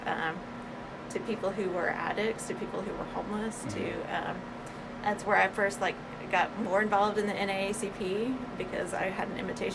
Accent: Bentonville, Arkansas, United States; also born or lived in Conway, Arkansas / Fayetteville, Arkansas; growing up in Bentonville

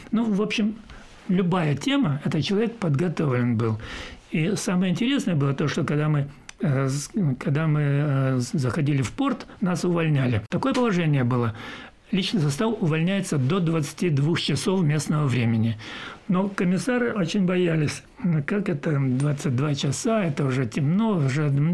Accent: Maykop, Adygea, Russia; moved away; also born or lived in Kelermesskaya / Leningrad / Odesa; я родился в Майкопе, и э, жили мы в Майкопе

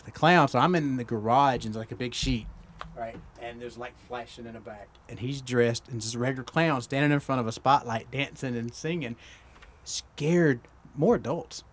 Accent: Georgia, United States; I'm from Georgia

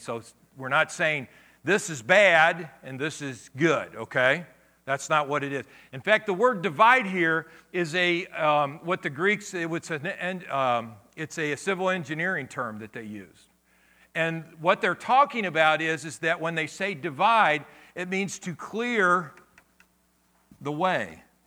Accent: Akron, Ohio, United States; when I grew up as a kid, I grew up in Akron, Ohio

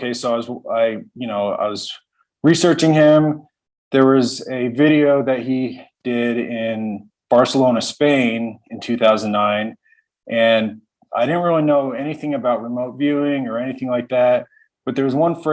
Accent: Fort Collins, Colorado, United States; I was born and raised in Fort Collins

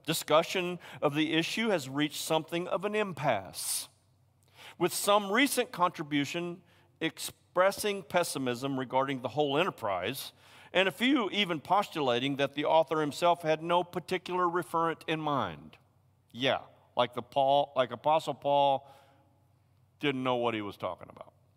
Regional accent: Tennessee, United States; I'm a hillbilly from Tennessee

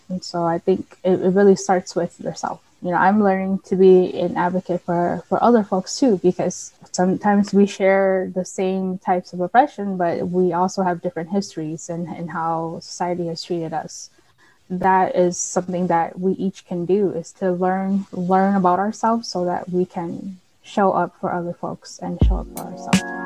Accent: St. Paul, Minnesota, United States; moved away as an adult; now in Mankato, United States; I grew up in St. Paul.

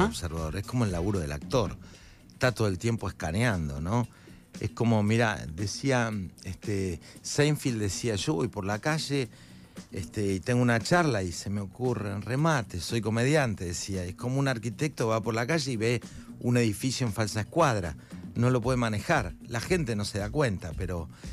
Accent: Buenos Aires, Argentina; Yo soy de Parque Patricio

